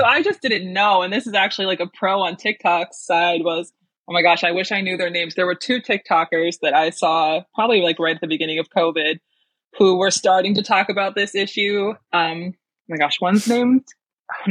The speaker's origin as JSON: {"language": "English", "region": "Western New York", "country": "United States", "said": "I'm from Western New York, which I only say because I don't live in the cool part of New York"}